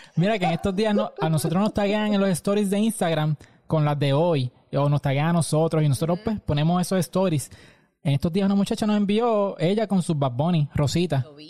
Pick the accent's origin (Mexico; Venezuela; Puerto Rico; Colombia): Puerto Rico; Aguadilla; yo soy de Aguadilla